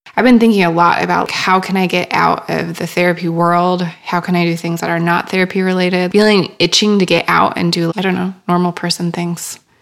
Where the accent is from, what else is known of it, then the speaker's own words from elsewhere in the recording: Worthington, Minnesota, United States; I am originally from a small town in Minnesota called Worthington